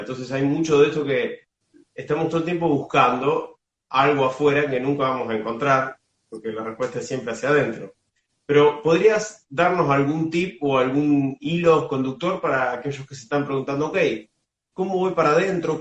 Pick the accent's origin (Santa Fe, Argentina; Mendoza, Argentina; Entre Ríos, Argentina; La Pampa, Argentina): Santa Fe, Argentina; Casilda; mi Casilda natal